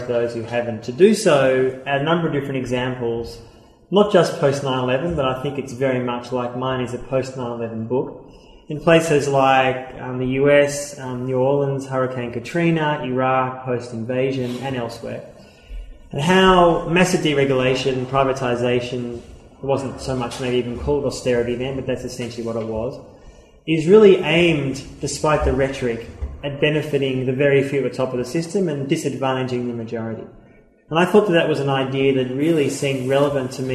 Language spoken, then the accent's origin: English; Australia; accent: Australian; I'm Australian, as you can tell by my accent